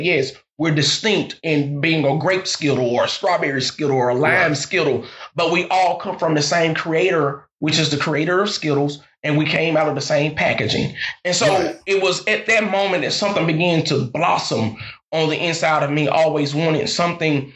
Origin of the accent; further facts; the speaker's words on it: Macon, Mississippi, United States; I grew up in Lucas Hill. Lucas Hills is a little country part of Macon, Mississippi